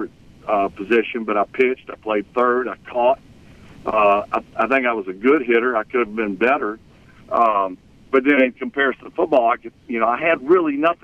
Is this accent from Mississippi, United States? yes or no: yes; Mississippi, United States; moved away; growing up in Mississippi